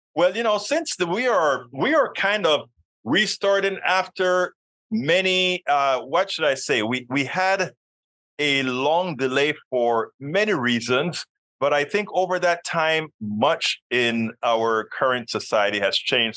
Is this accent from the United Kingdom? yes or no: no; Panama; now in United States; being a person from another country myself. I'm a naturalized American citizen. I'm from Panama